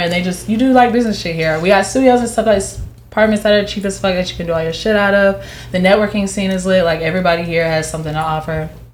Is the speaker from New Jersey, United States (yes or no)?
no; Jacksonville, Florida, United States; also born or lived in Atlanta / Las Vegas; I'm from Jacksonville. I've lived. I've lived in Atlanta. I've lived in Vegas.